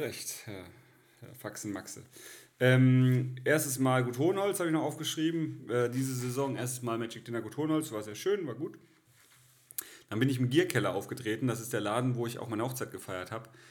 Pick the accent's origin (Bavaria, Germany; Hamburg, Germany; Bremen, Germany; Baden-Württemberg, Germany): Baden-Württemberg, Germany; village near Ettlingen; in Ettlingen, nächste größere Stadt, in, da wo ich herkomme